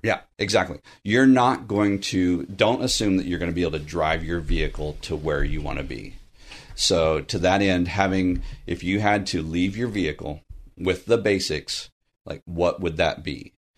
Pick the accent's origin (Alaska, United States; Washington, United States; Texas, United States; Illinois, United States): Texas, United States; Southern; now in Burbank, United States; I'm from Southern Texas